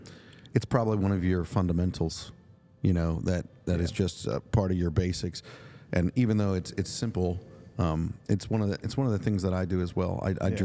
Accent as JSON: {"language": "English", "area": "Lancaster County", "region": "South Central Pennsylvania", "country": "United States", "tie": "born or raised there", "said": "I grew up in the same geographic area that you did, Lancaster County, South Central Pennsylvania. And so while I'm not from a Mennonite background, a lot of my friends were Mennonite. I grew up working on Amish farms, Mennonite farms when I was a young man."}